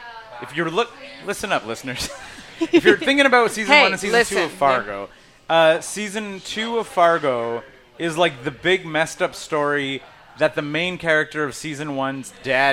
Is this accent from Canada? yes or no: yes; Canada; accent: Canadian, said to sound like urban Minnesotan; we're from Canada.